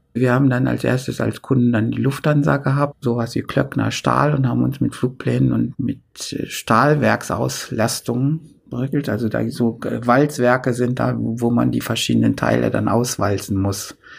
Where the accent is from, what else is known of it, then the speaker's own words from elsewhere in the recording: a village near Hildesheim, Lower Saxony, Germany; in unserem Dorf nie, nie jemand Abitur machte